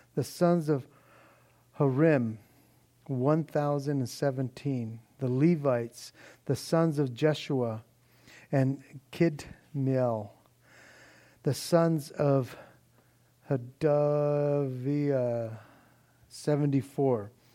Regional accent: Norwalk, United States; lived in my hometown of Norwalk

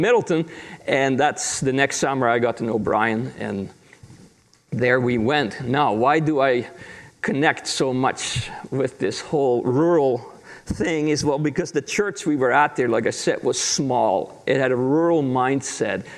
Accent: Netherlands; moved away; I grew up in Holland in a pastor's family

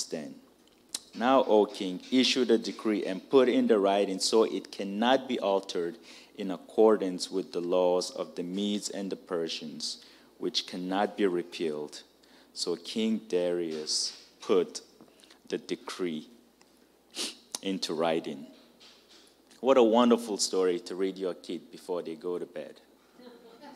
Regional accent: Nigeria; now in United States; I'm Nigerian

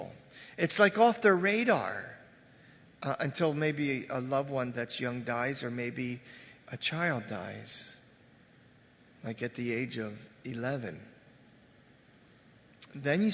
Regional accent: Red Bank, United States; I grew up right on Red Bank here

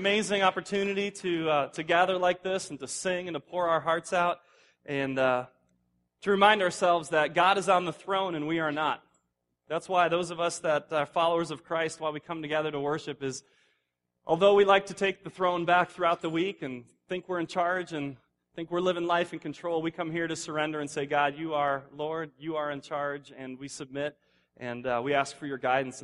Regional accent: Indiana, United States; moved away; I'm from Indiana. That's where I was before moving here

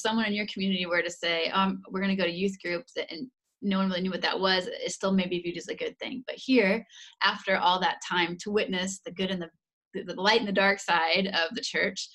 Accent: United States; moved away as an adult; also born or lived in Indiana / Netherlands; now in Hungary; Dan and I grew up in America

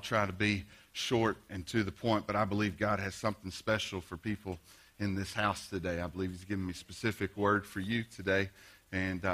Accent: Blytheville, Arkansas, United States; Growing up in Blyville, there's a lot of fields around here.

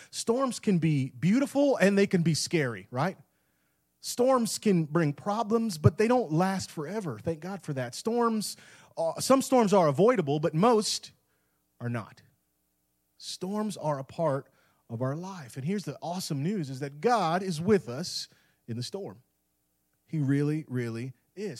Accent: Tampa Bay area, West Central Florida, United States; moved away as an adult; now in Clarksville, United States; I grew up in West Central Florida in the Tampa Bay area

